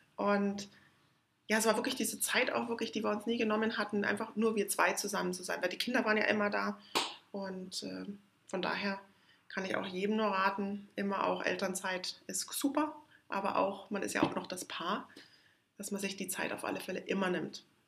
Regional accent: near Munich, Bavaria, Germany; Ich bin in der Nähe von München aufgewachsen

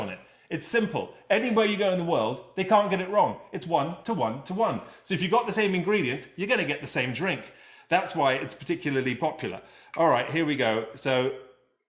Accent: England, United Kingdom; I'm from England

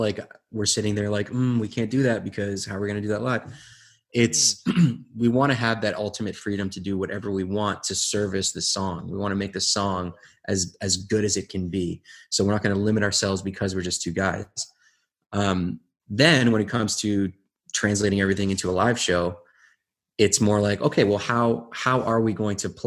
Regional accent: Windsor, Ontario, Canada; we're from Windsor

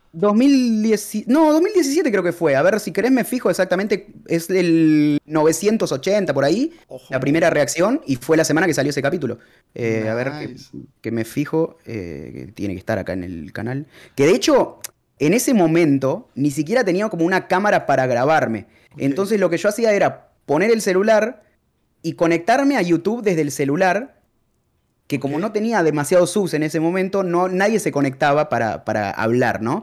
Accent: Argentina; moved away as an adult; also born or lived in Peru; Soy de Argentina y me fui a vivir a Perú

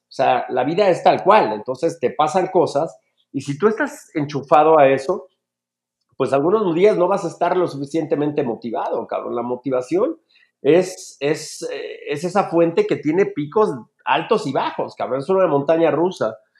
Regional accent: Mexico City, Mexico; crezco en, un barrio, eh, probablemente el segundo barrio más peligroso de la Ciudad de México, que es el barrio de la Guerrero

